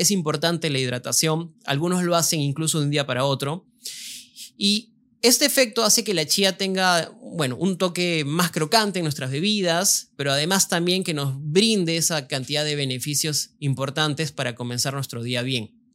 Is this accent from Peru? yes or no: yes; Peru